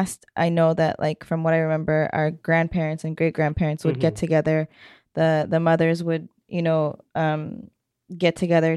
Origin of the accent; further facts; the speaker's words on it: Canada; being born and raised in Canada